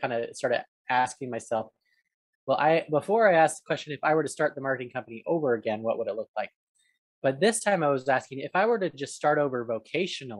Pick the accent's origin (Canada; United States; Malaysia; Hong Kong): United States; Arizona; moved away as an adult; now in Atlanta, United States; when I was growing up in Arizona, I'd go over there after school during high school years